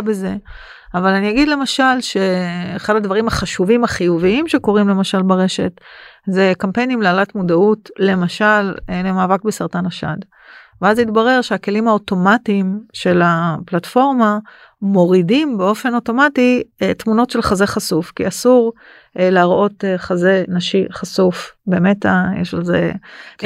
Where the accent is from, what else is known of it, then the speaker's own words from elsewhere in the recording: Israel; בתור אזרחית ישראלית